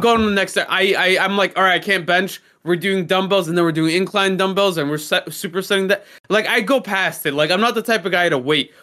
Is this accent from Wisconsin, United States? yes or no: no; New York City, New York, United States; I'm American, you're American, we were born here, fucking Brooklyn raised